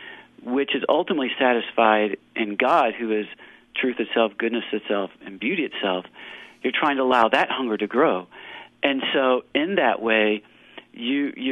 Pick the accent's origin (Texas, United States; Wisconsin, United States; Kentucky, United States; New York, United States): Kentucky, United States; moved away; also born or lived in California; I'm from Kentucky